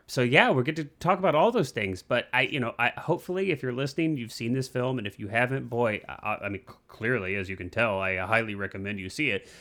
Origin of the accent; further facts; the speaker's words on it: Midwest, United States; I grew up in the Midwest